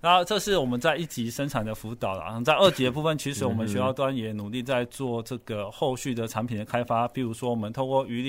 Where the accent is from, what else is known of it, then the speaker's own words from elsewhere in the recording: Taiwan; 所以，台湾的这个生产好的产品，能不能让我们台湾人可以优先的享用，让人民有这个吃鱼的幸福感？